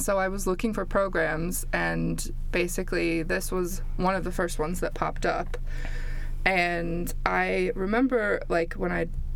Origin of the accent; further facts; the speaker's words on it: Midwest of the United States, United States; moved away as an adult; also born or lived in Canada / Milwaukee, Wisconsin; now in Stoke-on-Trent, United Kingdom; I was born in Canada and then grew up mostly in the Midwest of the United States.